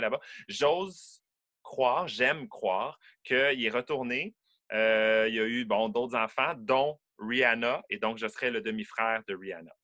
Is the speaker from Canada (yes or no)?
yes; Quebec City, Quebec, Canada; je suis né à Québec, à Beauport, en banlieue de Québec